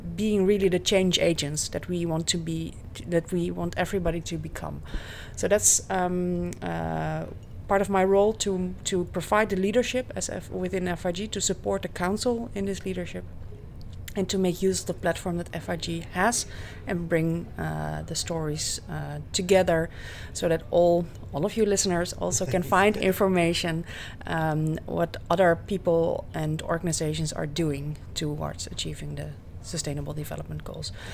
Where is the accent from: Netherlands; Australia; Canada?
Netherlands; I'm from the Netherlands.